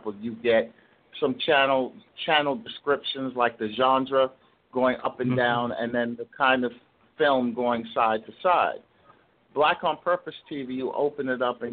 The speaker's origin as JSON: {"language": "English", "town": "New York City", "region": "New York", "country": "United States", "tie": "born or raised there", "said": "I'm from Brooklyn. I went to Institute of Music and Performing Arts in Brooklyn"}